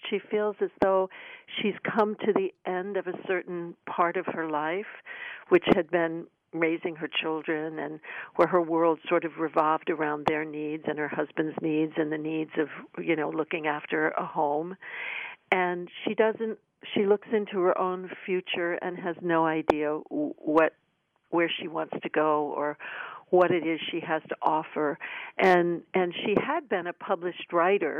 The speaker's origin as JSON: {"language": "English", "area": "Washington, D.C. area", "region": "Maryland", "country": "United States", "tie": "born or raised there", "said": "My hometown"}